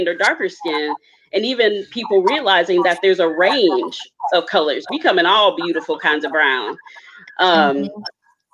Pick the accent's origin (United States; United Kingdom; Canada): United States; Ohio; now in Seattle, United States; I lived in Ohio. I'm from Ohio